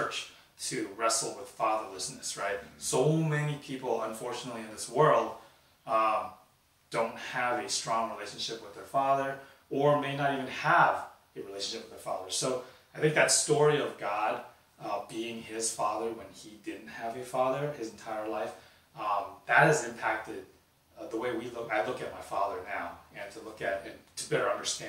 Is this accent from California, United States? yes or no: yes; Sacramento, California, United States; also born or lived in San Francisco; born in San Francisco, raised in Sacramento.